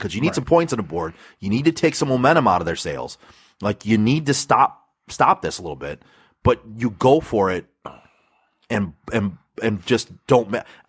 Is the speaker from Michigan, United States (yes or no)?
yes; Michigan, United States; I'm actually from Michigan.